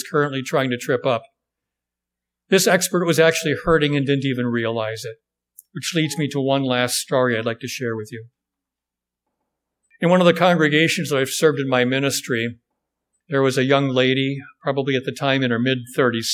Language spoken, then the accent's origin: English; Wisconsin, United States; I'm from Wisconsin